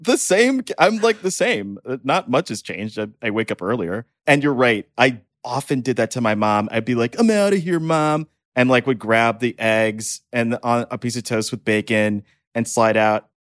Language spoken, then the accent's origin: English; Texas, United States; moved away; I'm from Texas